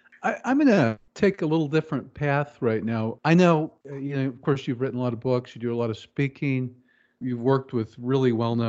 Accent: Kansas City, United States; growing up in Kansas City

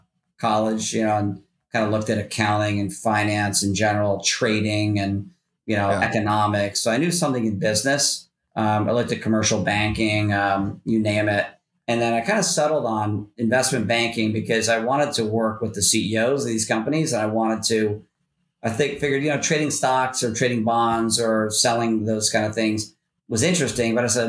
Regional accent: Philadelphia, Pennsylvania, United States; also born or lived in Kentucky / Virginia; I was born and raised in Philly, city of brotherly love, home of Rocky. So, I moved around as a kid. You know, we moved to Kentucky, to Virginia, back to Pennsylvania.

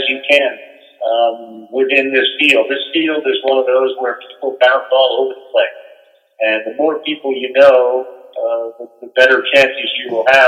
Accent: New England, United States; I grew up in New England

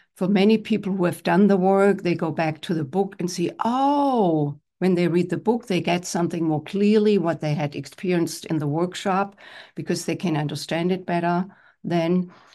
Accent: Germany; moved away as an adult; now in United States; grew up in Germany and I'm one of ten children. I'm the only one who is in the United States

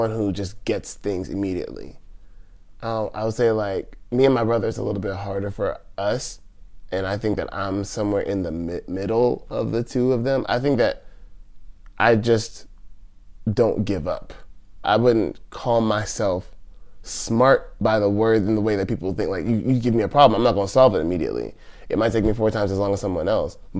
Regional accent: Rancho Cucamonga, California, United States; moved away as an adult; also born or lived in Pomona, California; now in Japan; I was born in Pomona and immediately moved to Rancho Cucamonga

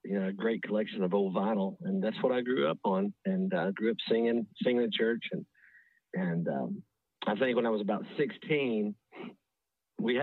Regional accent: West Texas, United States; moved away as an adult; now in Nashville, United States; I grew up in West Texas and born and raised

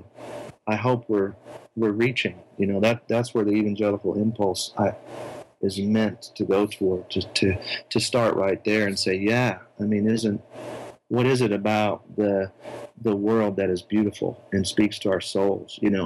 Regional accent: United States; as an American

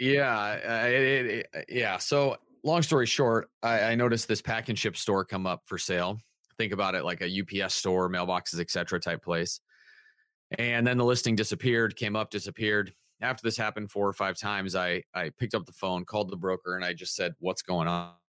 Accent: Southern California, United States; now in Santa Barbara, United States; I'm sixth generation from Southern California, just not from Santa Barbara.

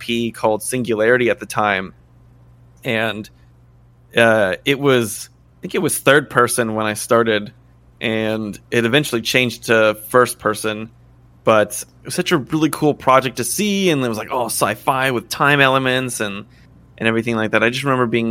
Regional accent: Tennessee, United States; moved away as an adult; also born or lived in Wisconsin / Sweden; we're from Tennessee

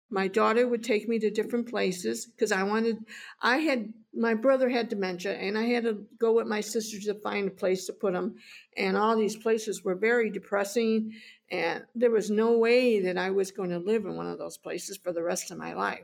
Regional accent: Chicago, Illinois, United States; I grew up in Chicago

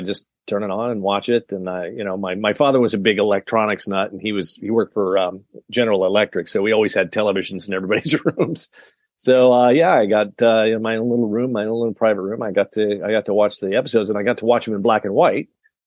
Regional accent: Decatur, Illinois, United States; also born or lived in Lawrence, Kansas / New York; then we settled in Illinois, in Decatur, Illinois. So I was about as Midwest as you can get

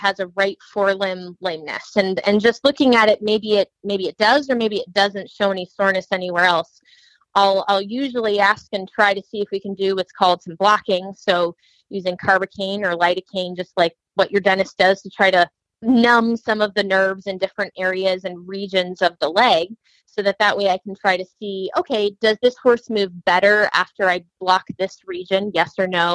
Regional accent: Central Ohio, United States; I was from Central Ohio

